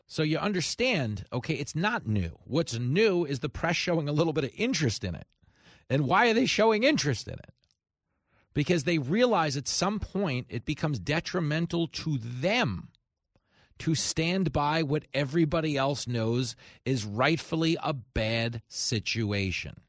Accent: United States; as an American

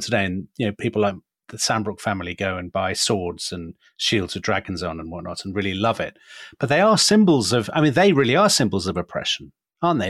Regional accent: Shropshire, West Midlands, United Kingdom; as a, as a Shropshire boy. So I grew up in this sort of, Wales was just over the horizon

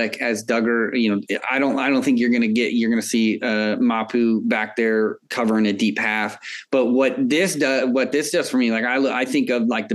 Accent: Kansas City, Missouri, United States; I'm from Kansas City

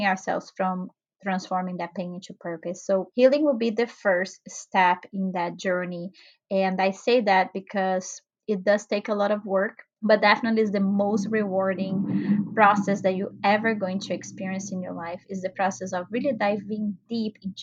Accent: Brazil; moved away; I'm originally from Brazil.

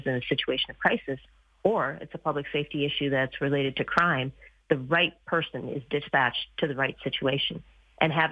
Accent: Manitoba, Canada; now in Calgary, Canada; I grew up in Manitoba, where you had to go to a government-sanctioned liquor store at certain hours.

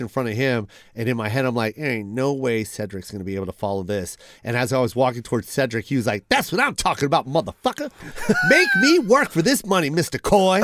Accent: Seattle, Washington, United States; I was from Seattle

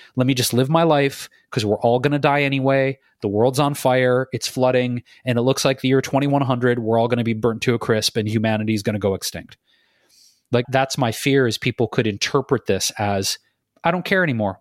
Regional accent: Detroit, Michigan, United States; In my hometown of Detroit

